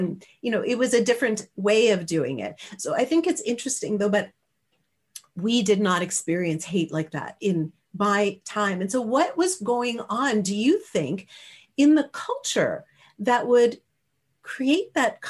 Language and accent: English; Canada; I am Canadian, yeah, right?